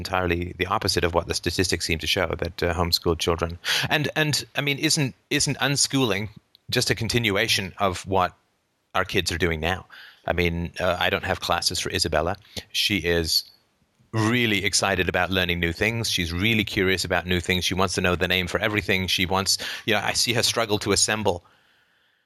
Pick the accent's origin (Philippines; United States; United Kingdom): United Kingdom; I'm British